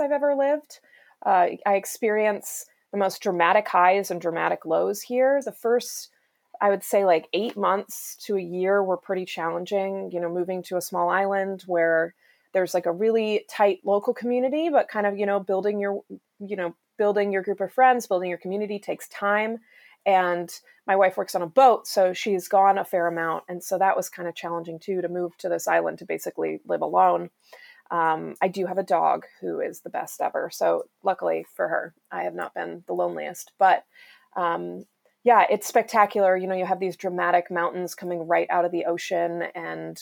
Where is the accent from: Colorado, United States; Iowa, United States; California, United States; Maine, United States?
Colorado, United States; also born or lived in Vermont; now in Alaska, United States; I was born in Vermont, raised in Colorado